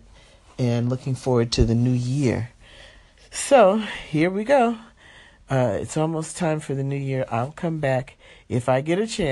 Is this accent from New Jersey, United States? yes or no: yes; New Jersey, United States; now in Los Angeles, United States; I'm from New Jersey originally